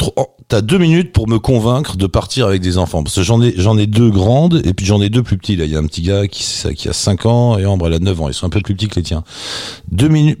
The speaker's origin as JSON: {"language": "French", "country": "France", "said": "nous on est français"}